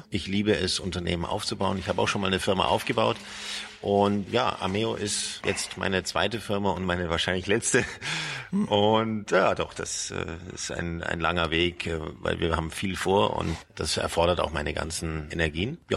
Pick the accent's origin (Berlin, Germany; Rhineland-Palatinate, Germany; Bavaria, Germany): Bavaria, Germany; Munich; Ja, man hört es meinem Dialekt nicht so an. Ich, ich bin gebürtiger Münchner Bayer, aber Prägung kommt immer von der Familie.